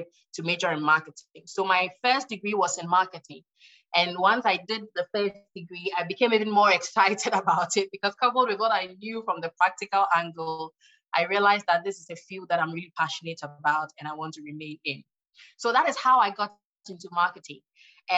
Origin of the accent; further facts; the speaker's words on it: Ghana; my home country, Ghana